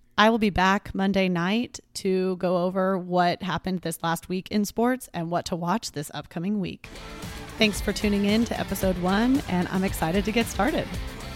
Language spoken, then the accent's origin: English; Texas, United States; I grew up in Texas and still live here.